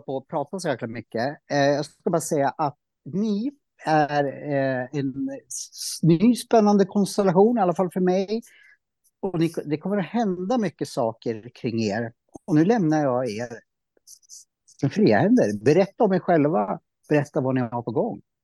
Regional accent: Norrsundet, Gävleborg County, Sweden; jag är uppvuxen i Norrsundet

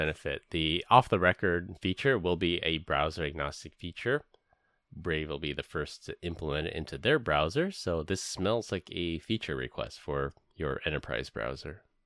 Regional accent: San Francisco, California, United States; moved away; I grew up in San Francisco

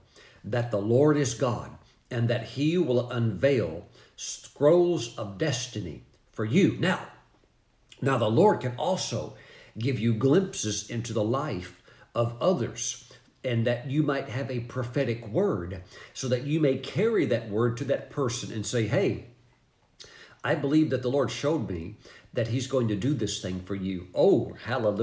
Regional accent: North Carolina, United States; coming from my home state of North Carolina

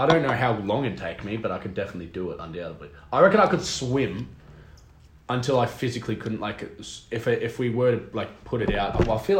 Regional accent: Australia; we're from Australia.

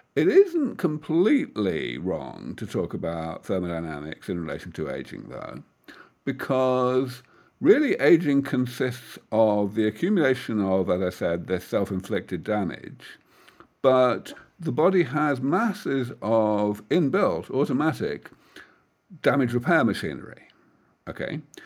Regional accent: United Kingdom; moved away as an adult; now in California Bay Area, United States; I am from that far off place called the rest of the world, um, from the U K.

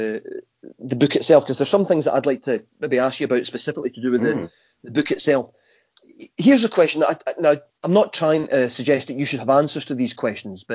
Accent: Scotland, United Kingdom; being Scottish

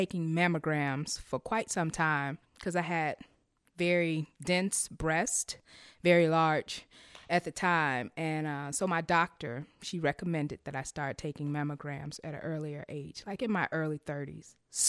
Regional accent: Chicago, Illinois, United States; I am from the west side of Chicago, born and raised, and I currently reside in the western suburb.

